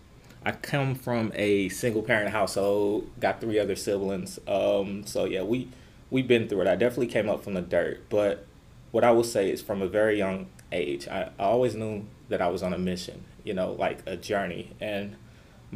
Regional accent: St. Louis, Missouri, United States; I am from St. Louis, Missouri

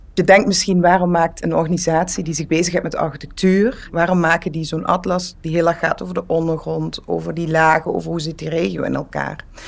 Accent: Netherlands; moved away as an adult; now in Belgium; Ik kom uit Nederland en heb altijd aan de grenzen gewoond.

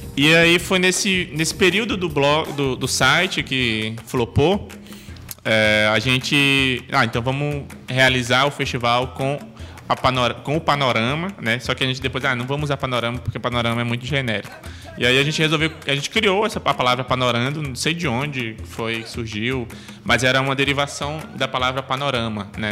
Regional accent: Amaraji, Pernambuco, Brazil; moved away as an adult; now in Manaus, Brazil; eu sou natural de Amaragi, é uma cidade do interior de Pernambuco, né? Fica na zona da mata de Pernambuco

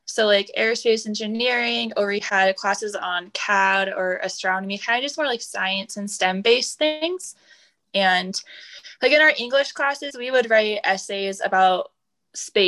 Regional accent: Seattle, Washington, United States; also born or lived in Nevada; now in Denver, United States; I'm from Seattle

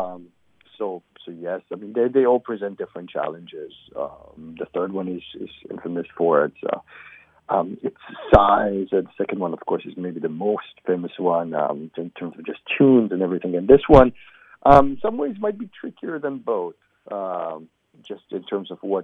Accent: Israel; also born or lived in New York, United States; now in Cincinnati, United States; I'm originally from Israel, but I've been in this country for a while now. I lived in New York for many years

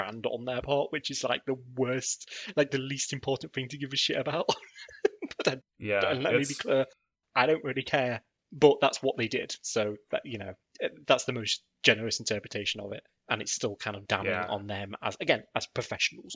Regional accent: United Kingdom; I'm British

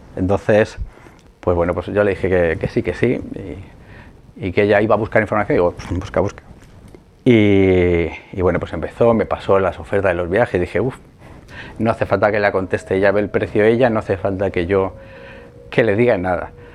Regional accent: Madrid, Community of Madrid, Spain; me crié en, Vallecas, en Madrid

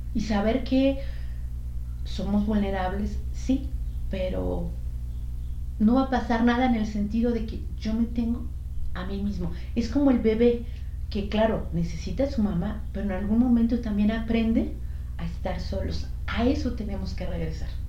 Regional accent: Mexico; moved away; iba con otras dos compañeras mexicanas también

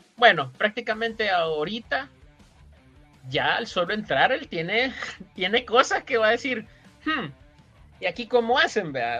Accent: El Salvador; como salvadoreño aficionado al fútbol

